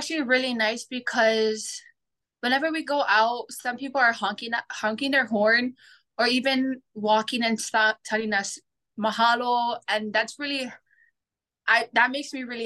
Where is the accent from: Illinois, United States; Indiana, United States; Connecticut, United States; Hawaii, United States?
Hawaii, United States; Big Island of; I'm from the Big Island of Hawaii